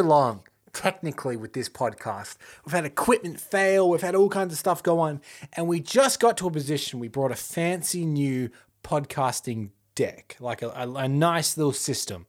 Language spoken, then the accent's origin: English; Australia; we're Australian